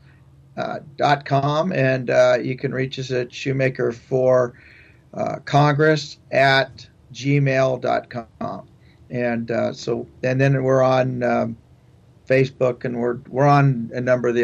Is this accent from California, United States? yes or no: yes; San Pedro, California, United States; moved away as an adult; also born or lived in Stockton area, California; I grew up in Southern California, in San Pedro area and down that way